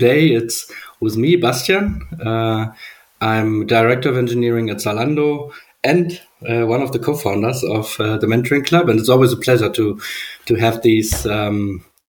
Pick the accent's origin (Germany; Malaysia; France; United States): Germany; I'm from Germany, so I'm quite used to the, let's say, engineering or German engineering culture.